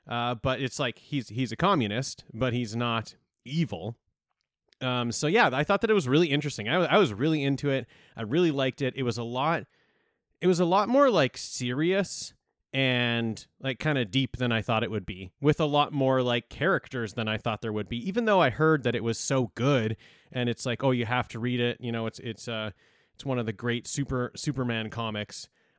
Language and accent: English; Canada; Yeah, we're just like we're the little brothers to the States.